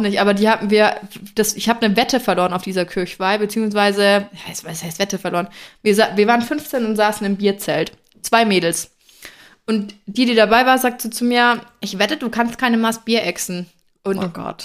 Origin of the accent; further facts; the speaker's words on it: Franconia, Germany; bei uns in Franken